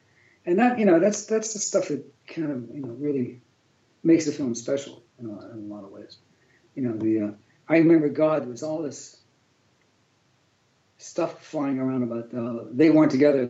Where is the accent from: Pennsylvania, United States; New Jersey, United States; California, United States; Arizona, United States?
Pennsylvania, United States; Pittsburgh; Yeah, well, you know, growing up in Pittsburgh, and make it, even working with George, you know, we knew it was time.